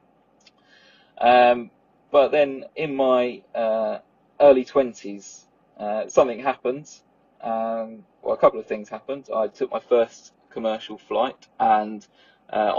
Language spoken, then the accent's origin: English; Southend-on-Sea, East of England, United Kingdom; I'm from Southend, home to PTUK's favourite airport